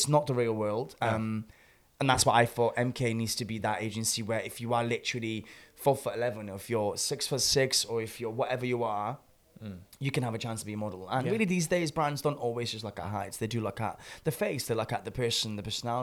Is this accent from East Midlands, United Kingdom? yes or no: no; Swansea, Wales, United Kingdom; I'm from Swansea